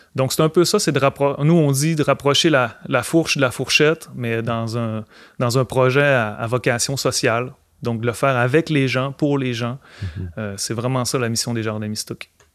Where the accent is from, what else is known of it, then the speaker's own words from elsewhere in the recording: Alma, Quebec, Canada; je suis originaire d'Alma